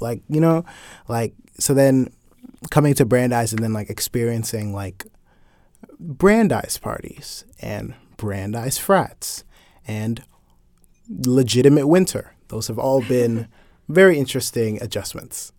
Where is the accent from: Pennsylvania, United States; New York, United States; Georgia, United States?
Georgia, United States; Atlanta; I'm more from Atlanta than you're from Atlanta